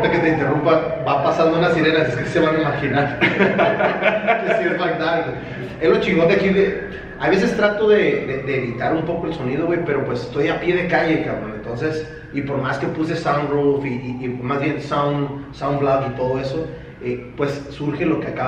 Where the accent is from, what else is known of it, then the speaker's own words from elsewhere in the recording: Tijuana, Baja California, Mexico; soy tijuanense 100%